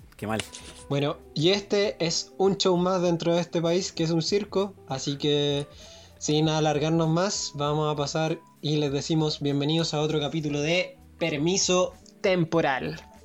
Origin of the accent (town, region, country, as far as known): Chile